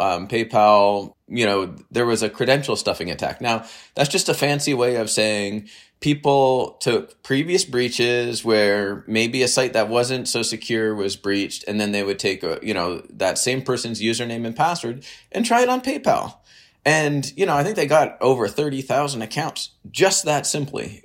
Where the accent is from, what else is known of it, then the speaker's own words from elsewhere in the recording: Canada; also born or lived in United States / Waterloo, Ontario; I'm Canadian. I live in, well, in Waterloo near Toronto.